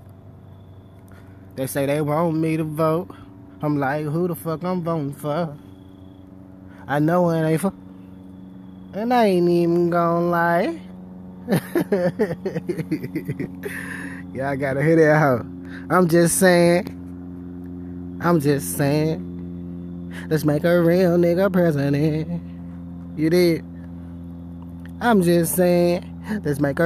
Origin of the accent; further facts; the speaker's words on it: Memphis, Tennessee, United States; I'm from Memphis